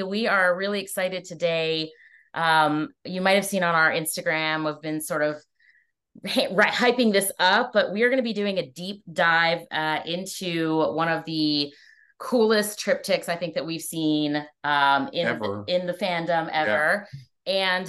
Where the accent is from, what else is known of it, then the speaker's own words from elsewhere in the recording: North Carolina, United States; I grew up in North Carolina.